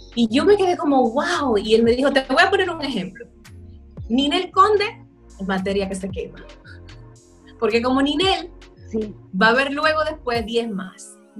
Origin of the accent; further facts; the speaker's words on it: La Vega, Dominican Republic; soy de La Vega